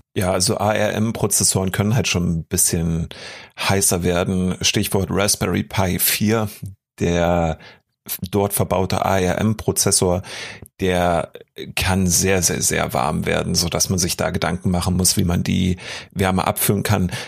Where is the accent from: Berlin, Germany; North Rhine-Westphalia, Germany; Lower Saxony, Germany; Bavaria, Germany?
Berlin, Germany; als Berliner